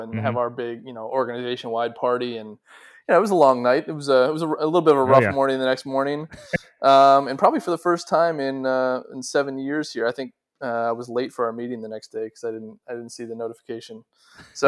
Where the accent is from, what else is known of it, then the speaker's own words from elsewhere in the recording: Omaha, Nebraska, United States; moved away; my dad was coaching the Omaha Racers